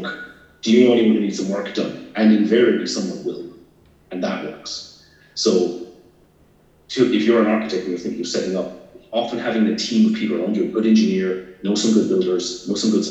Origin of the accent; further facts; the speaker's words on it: Ireland; now in Scotland, United Kingdom; I'm not from here, I'm Irish